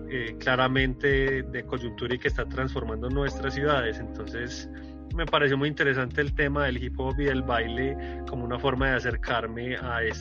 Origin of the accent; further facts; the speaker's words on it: Venezuela; es un grito, es una forma de decir acá llegamos, somos venezolanos, estamos representando nuestra cultura venezolana y nuestra cultura hip hop.